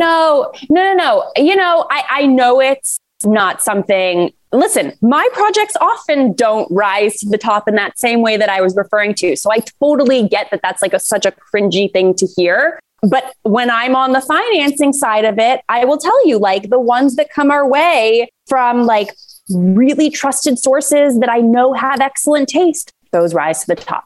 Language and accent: English; Toronto, Ontario, Canada; I'm a very proud Canadian and Torontonian, as I'm sure many people hear in my accent occasionally during this conversation